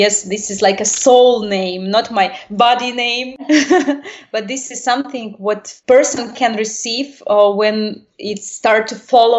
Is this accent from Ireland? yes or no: no; Russia; Yes, I was born in Russian, and I was educated by usual normal parents.